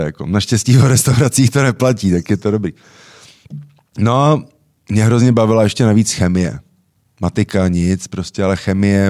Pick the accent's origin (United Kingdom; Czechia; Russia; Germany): Czechia; jsme že Češi